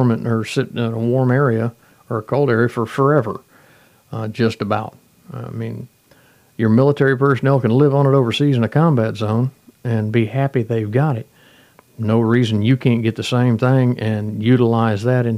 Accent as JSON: {"language": "English", "country": "United States", "said": "We're all American citizens. We all live here in the United States"}